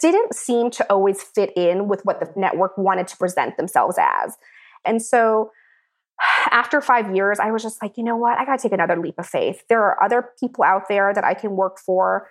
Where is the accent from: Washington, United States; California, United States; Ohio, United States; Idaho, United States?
Washington, United States; Seattle; moved away; I was born in Seattle, Washington to Priscilla Tran, my wonderful mother